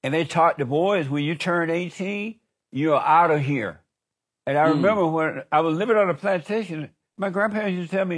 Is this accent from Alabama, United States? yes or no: yes; Alabama, United States; I grew up in Alabama. I grew up on a plantation